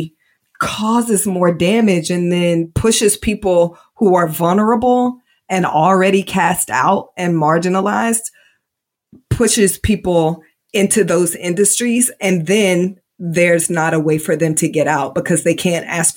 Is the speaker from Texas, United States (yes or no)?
no; Indianapolis, Indiana, United States; now in Georgia, United States; Grew up in Indiana, which is very conservative